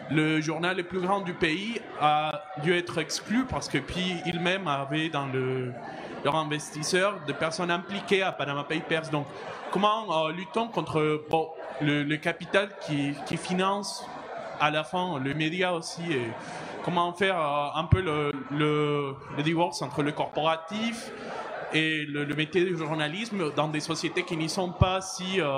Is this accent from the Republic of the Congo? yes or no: no; Costa Rica; moi je viens du Costa Rica